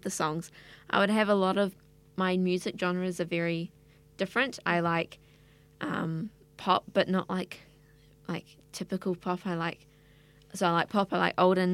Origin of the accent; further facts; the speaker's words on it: Auckland, New Zealand; I grew up in Te Aritu South, I grew up West Auckland